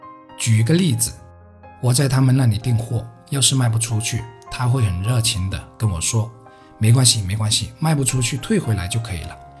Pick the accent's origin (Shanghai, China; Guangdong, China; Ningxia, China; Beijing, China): Guangdong, China; Heyuan; 他母亲来河源，也就是我家乡所在的城市买菜时，是很开心的